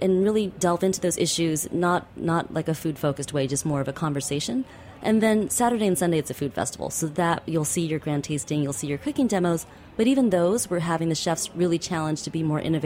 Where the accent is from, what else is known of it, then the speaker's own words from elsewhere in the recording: Bay Area, California, United States; I'm from the Bay Area